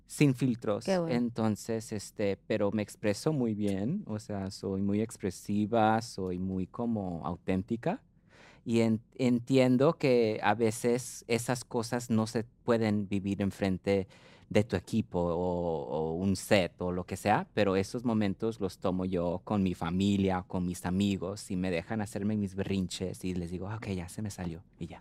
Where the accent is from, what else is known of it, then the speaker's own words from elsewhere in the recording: United States; ser nacida en los Estados Unidos